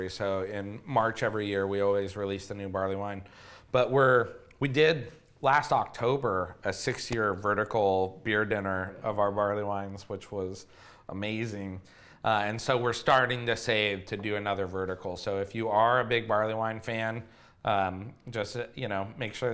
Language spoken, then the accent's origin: English; Chico, California, United States; I grew up in Chico, California, which is home of Sierra Nevada